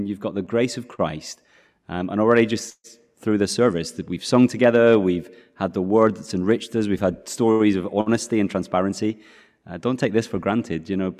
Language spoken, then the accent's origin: English; United Kingdom; now in York, United Kingdom; So I'm from the UK. You might be able to tell my accent is slightly different. It's a little bit of, my accent doesn't kind of fit any part of the UK.